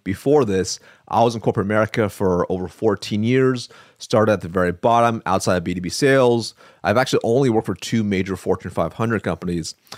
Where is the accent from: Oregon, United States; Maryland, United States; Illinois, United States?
Oregon, United States; Eugene; moved away; I'm from Eugene